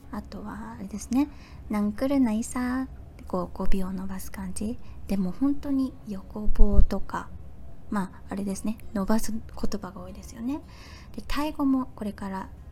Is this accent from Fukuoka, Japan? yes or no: yes; Fukuoka, Japan; moved away as an adult; now in Thailand; 私はあの福岡生まれ福岡育ち